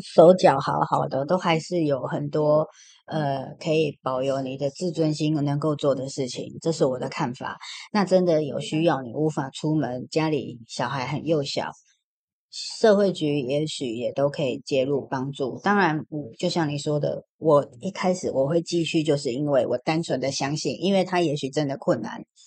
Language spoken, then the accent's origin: Chinese; Taiwan; 我们台湾人